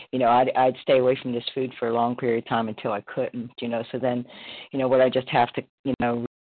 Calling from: Florida, United States; Thanks so much, Kelly, for your service, …, recovered compulsive eater, anorexic in Florida.

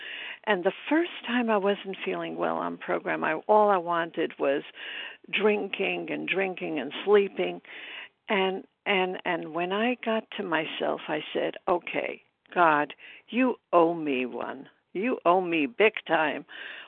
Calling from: Brooklyn, New York, United States; recovered and grateful in Brooklyn, New York.

